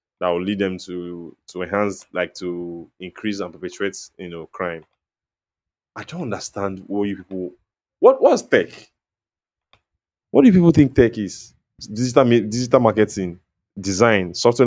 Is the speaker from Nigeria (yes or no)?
yes; Delta, Nigeria; I grew up in Delta State